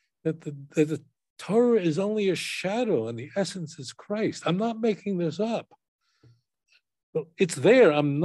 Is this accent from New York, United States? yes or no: yes; New York, United States; I grew up in New York